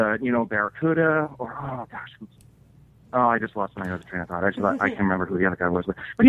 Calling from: Portland, Oregon, United States; I'm calling in from Portland, Oregon.

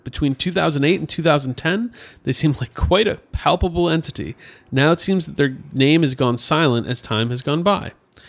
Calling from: Illinois, United States; I'm from the Quad Cities, Illinois side, about 2.5 hours west of Chicago on the Mississippi River.

